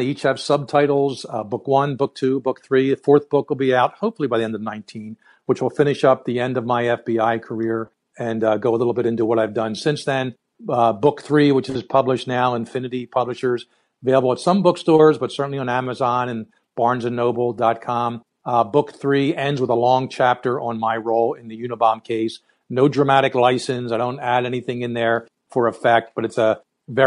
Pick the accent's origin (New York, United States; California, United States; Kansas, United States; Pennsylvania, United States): Pennsylvania, United States; Philadelphia; born and raised in Philly. I'm living in the general area now.